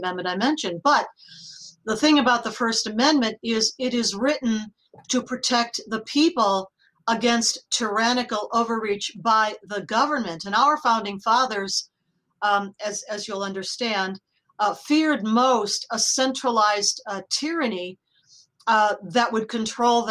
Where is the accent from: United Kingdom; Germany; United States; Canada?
United States; I'm speaking as an American